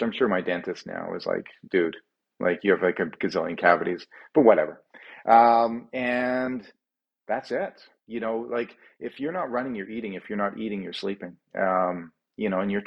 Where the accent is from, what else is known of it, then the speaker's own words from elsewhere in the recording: Calgary, Alberta, Canada; running away from my hometown of Calgary, Alberta, and towards Victoria.